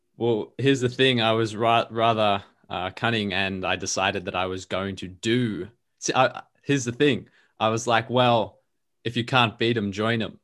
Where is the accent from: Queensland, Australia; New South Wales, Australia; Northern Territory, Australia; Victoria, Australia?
Victoria, Australia; Melbourne; first language English; I'm an Australian dude. I live in Melbourne, Australia, and I have for my whole life.